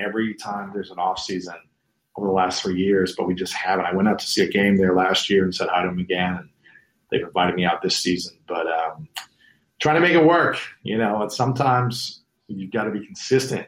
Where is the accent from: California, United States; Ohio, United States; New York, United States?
Ohio, United States; Columbus; moved away; my hometown in, in Columbus